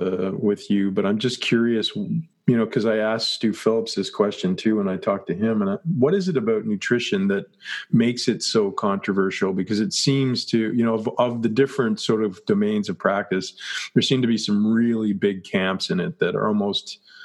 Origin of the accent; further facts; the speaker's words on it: Canada; I'm Canadian. He's American.